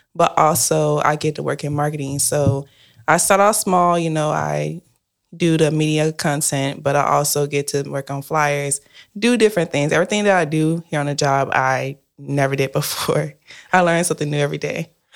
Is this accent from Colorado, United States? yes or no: no; Spartanburg, South Carolina, United States; now in Maryland, United States; I'm from Spartanburg, South Carolina, and I live in Maryland currently.